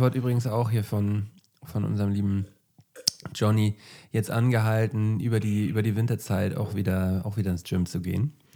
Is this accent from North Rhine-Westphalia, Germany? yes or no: no; Flensburg, Schleswig-Holstein, Germany; moved away; wenn ich in meine Heimat fahre, äh, also wenn ich bei meinen Eltern bin, äh, dann, ähm, wenn ich noch irgendwelche Erledigungen in Flensburg mache, so, dann fahre ich halt so an, an die alten Orte